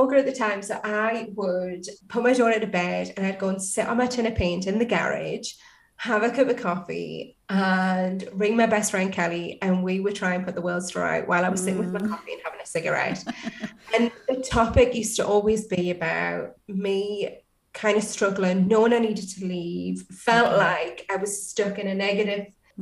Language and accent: English; Newcastle upon Tyne, North East England, United Kingdom; accent: Geordie; I'm from Newcastle